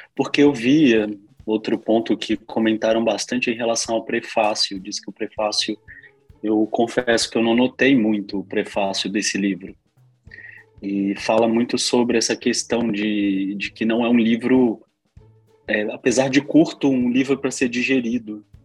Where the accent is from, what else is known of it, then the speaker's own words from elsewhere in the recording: interior of Minas Gerais, Brazil; Sou do interior de Minas, uma cidade de 15 mil habitantes